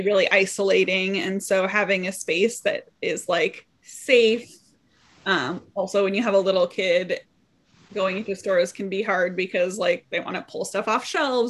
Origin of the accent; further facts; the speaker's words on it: Los Angeles, California, United States; moved away as an adult; now in Evanston, United States; I come from a big city. I'm from Los Angeles, and I just moved to Evanston 4 years ago